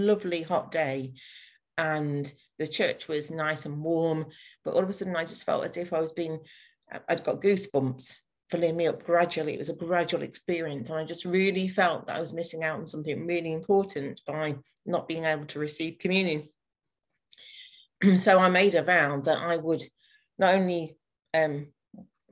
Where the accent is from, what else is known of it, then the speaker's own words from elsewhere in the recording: North Nottinghamshire, East Midlands, United Kingdom; moved away as an adult; also born or lived in Fleet, Hampshire; now in Bracknell, United Kingdom; I'm originally from North Nottinghamshire and then moved down to Fleet in Hampshire for just over 4 years before finally moving during the first lockdown to Berkshire, to Bracknell